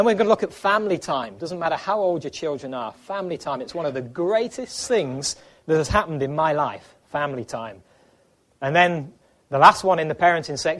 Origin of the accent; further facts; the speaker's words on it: England, United Kingdom; moved away as an adult; also born or lived in Ireland / Africa; now in United States; before we lived in Ireland, we lived in England. That's where we were born and raised